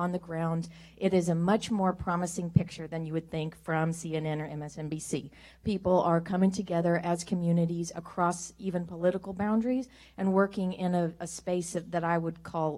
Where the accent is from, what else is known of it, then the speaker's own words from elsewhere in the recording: Kansas, United States; I come from Kansas